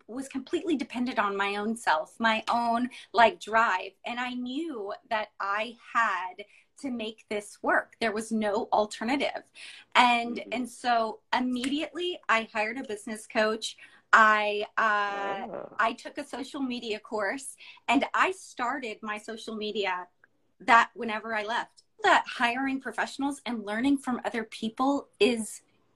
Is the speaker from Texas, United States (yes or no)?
yes; Dallas, Texas, United States; now in Houston, United States; I'm from Dallas originally, and I graduated from U of H.